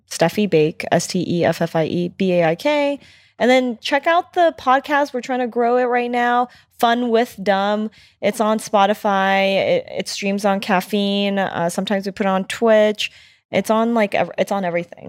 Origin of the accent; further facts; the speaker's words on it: United States; being Asian American, being born in the U S